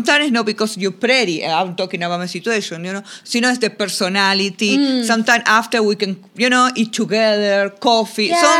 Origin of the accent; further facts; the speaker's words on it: Buenos Aires, Argentina; first language Spanish; English is a second language; now in Orlando, United States; I born in Argentina, Buenos Aires. So I speak, you know, Castellano-Español, a little bit different. But I like a big cities, of course.